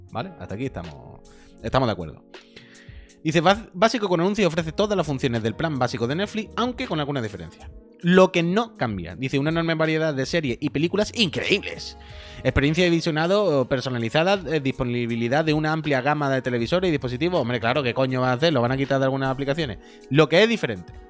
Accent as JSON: {"language": "Spanish", "region": "Andalusia", "country": "Spain", "accent": "Andalusian", "said": "es mi acento andaluz"}